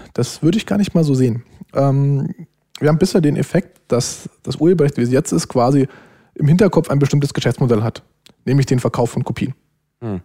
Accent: Germany; als Deutscher

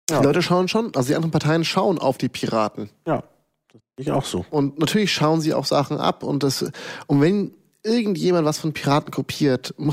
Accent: Hesse, Germany; ich bin halt gebürtiger Hess, deswegen kenne ich mich da recht gut aus.

